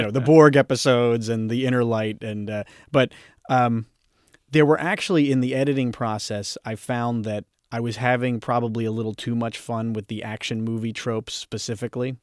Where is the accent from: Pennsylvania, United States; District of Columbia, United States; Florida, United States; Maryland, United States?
Pennsylvania, United States; Philadelphia; I'm from Philadelphia